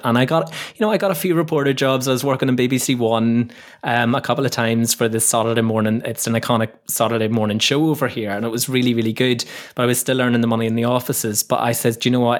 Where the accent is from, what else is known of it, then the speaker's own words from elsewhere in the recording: Northern Ireland, United Kingdom; moved away as an adult; also born or lived in London / Leeds; now in Kent, United Kingdom; where I grew up in Northern Ireland was a beautiful, beautiful little village. It was just at the foot of these really famous mountains in Northern Ireland called the Moran Mountains.